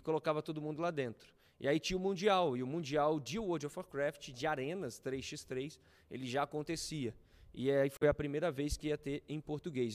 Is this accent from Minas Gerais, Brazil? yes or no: yes; Juiz de Fora, Minas Gerais, Brazil; moved away as an adult; now in São Paulo, Brazil; voltei para Juiz de Fora, que eu sou de Juiz de Fora, eu vim em São Paulo fazer isso.